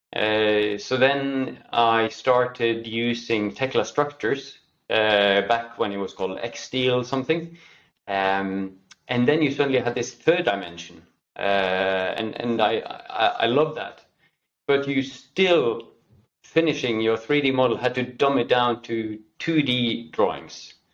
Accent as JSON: {"language": "English", "country": "Norway", "tie": "born or raised there", "said": "born and raised in Norway, uh, now working in Oslo, Norway"}